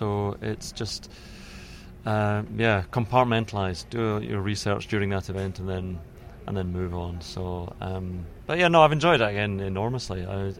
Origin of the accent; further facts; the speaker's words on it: Troon, Scotland, United Kingdom; But I grew up in Troon, which is golf country.